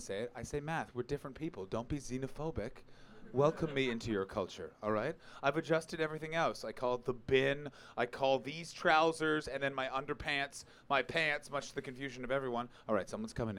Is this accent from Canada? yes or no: yes; Canada; now in England; I'm Canadian